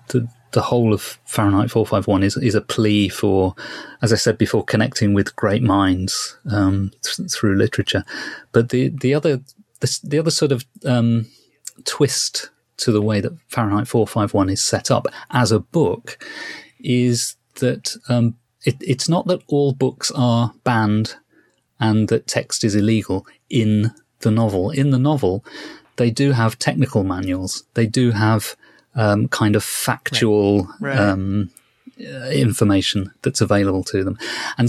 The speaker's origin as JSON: {"language": "English", "country": "United Kingdom", "said": "This is something that one thing that quite fascinates me as a British person. We don't have Bradbury in our schools."}